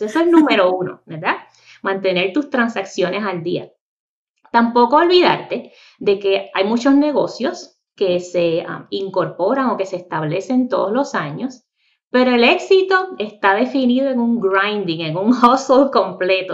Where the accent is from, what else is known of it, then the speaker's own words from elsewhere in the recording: Puerto Rico; moved away as an adult; also born or lived in Miami, Florida; now in North Carolina, United States; soy nacida y criada en Puerto Rico.